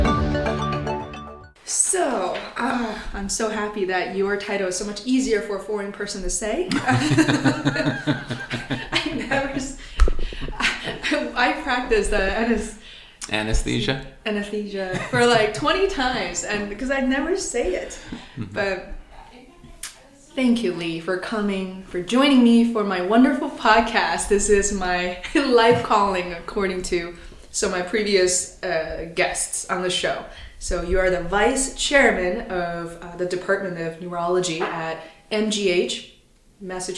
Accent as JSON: {"language": "English", "country": "China", "tie": "born or raised there", "moved": "yes", "said": "Growing up in China, many kids, such as myself, had an obsession towards the medical field"}